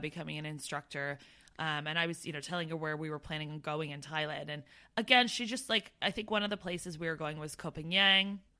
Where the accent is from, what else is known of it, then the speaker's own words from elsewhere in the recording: Brantford, Ontario, Canada; moved away as an adult; I come from Brantford, Ontario